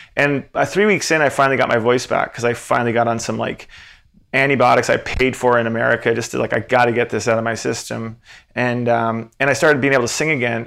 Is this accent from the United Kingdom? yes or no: no; Antigonish, Nova Scotia, Canada; "Oh, from Antigonish."